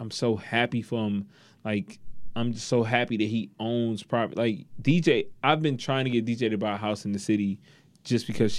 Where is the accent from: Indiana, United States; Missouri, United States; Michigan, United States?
Michigan, United States; Detroit; Like the Max and the Van Dykes. I'm from the East. Like, I'm an East Sider.